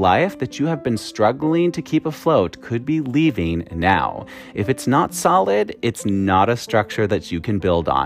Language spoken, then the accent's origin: English; Wisconsin, United States; accent: Wisconsin; everyone was making fun of my Wisconsin accent